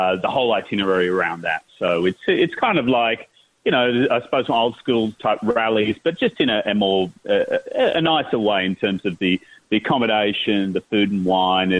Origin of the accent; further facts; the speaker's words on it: Australia; I'm an Australian and ran events in Australia for many years